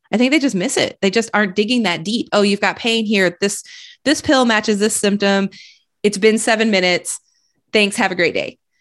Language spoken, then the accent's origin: English; Flint, Michigan, United States; now in Austin, United States; I grew up in Michigan